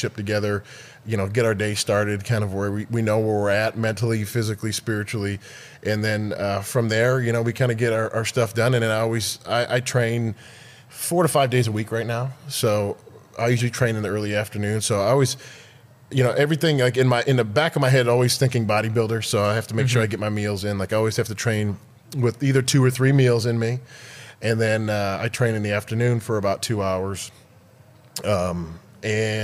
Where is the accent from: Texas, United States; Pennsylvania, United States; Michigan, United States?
Michigan, United States; Detroit; moved away as an adult; now in Dallas, United States; I grew up in Detroit, and I was there till I was about 21.